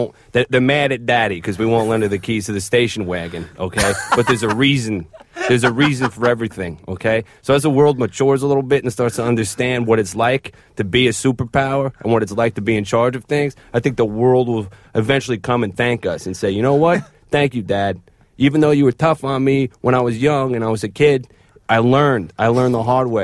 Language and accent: English; United States